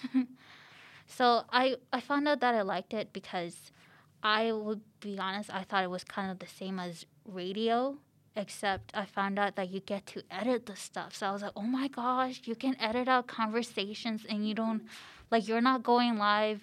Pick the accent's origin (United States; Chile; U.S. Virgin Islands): Chile; now in Canada; I was born in Chile